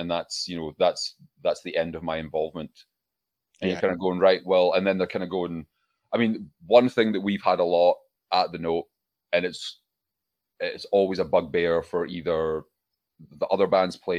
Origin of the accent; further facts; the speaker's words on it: Scotland, United Kingdom; also born or lived in Glasgow; we're Scottish.